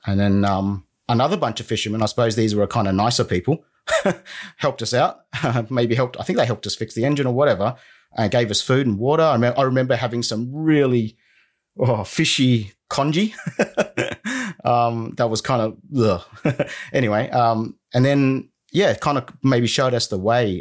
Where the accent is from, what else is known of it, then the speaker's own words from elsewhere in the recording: Sydney, New South Wales, Australia; also born or lived in Vietnam / United Kingdom; So I was born in Vietnam in 79. We came to Australia in about 86. We were refugees. And I pretty much grew up in Sydney